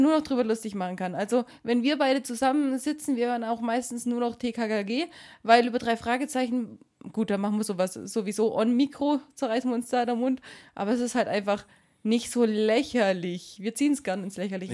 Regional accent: Swabia, Germany; ich komme nicht aus Schleswig-Holstein, aber wir Schwaben

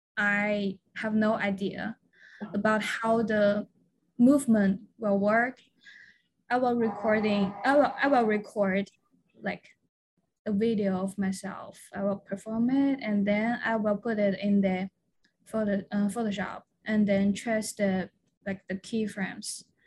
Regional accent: China; moved away as an adult; also born or lived in Guangzhou, China; I am originally from China mainland

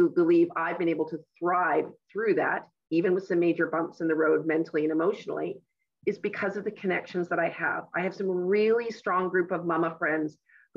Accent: West Vancouver, British Columbia, Canada; I was born and raised in West Vancouver

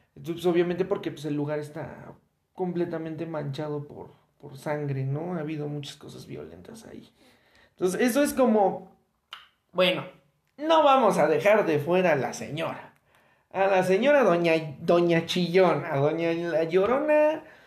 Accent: Mexico; como mexicanos

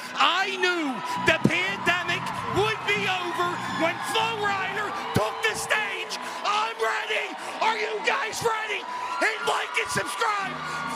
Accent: Philadelphia, Pennsylvania, United States; I'm from Bridesburg.

